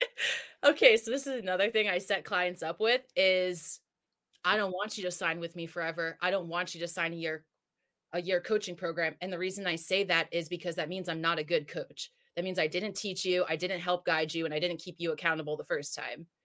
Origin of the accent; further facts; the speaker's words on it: New Jersey, United States; now in San Diego, United States; I'm from Jersey. I live in San Diego now